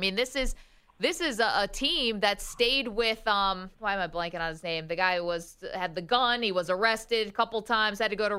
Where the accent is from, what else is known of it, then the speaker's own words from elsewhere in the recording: Binghamton, New York, United States; Hometown, Binghamton, representing upstate New York.